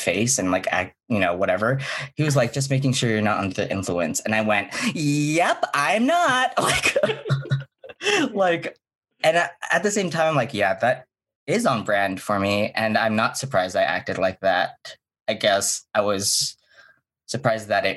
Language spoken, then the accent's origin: English; Hawaii, United States; moved away; I'm from Hawaii